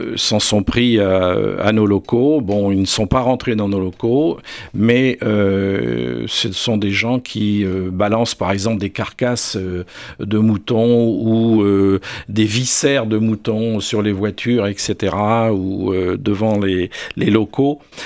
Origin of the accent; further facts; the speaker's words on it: south-east France, France; moved away; also born or lived in Alpes-Maritimes; je suis originaire du sud-est de la France et j'ai vécu le retour naturel du loup dans les Alpes-Maritimes il y a maintenant une trentaine d'années